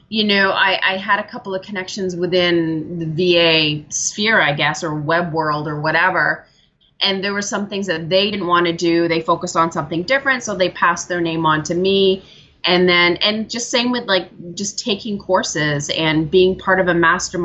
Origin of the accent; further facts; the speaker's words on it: Ontario, Canada; also born or lived in British Columbia; Yeah, so I am in Ontario, Canada now, but I used to live out in beautiful British Columbia.